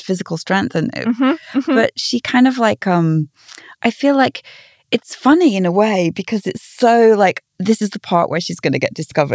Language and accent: English; England, United Kingdom; being English